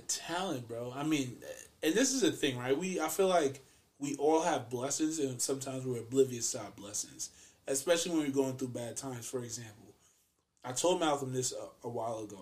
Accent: Trinidad & Tobago; moved away; growing up in Trinidad and leaving

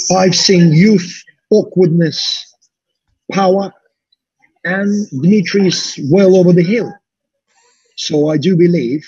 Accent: Russia; now in United Kingdom; I'm a British promoter, Russian Russian British promoter based in the UK, doing shows in Belarus

